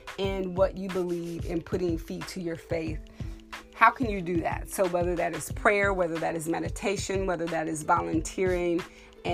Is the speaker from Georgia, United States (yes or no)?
no; Texas, United States; I'm from Texas